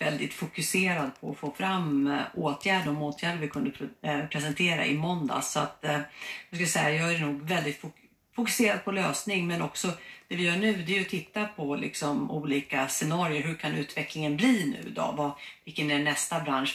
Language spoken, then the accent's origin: Swedish; Uppsala, Uppsala County, Sweden; jag kommer från Uppsala